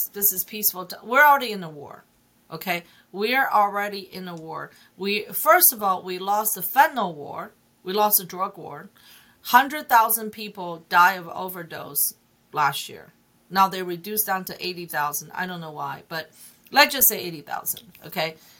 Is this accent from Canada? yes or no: no; China; English is a second language; also born or lived in Hong Kong; now in United States; I grew up in China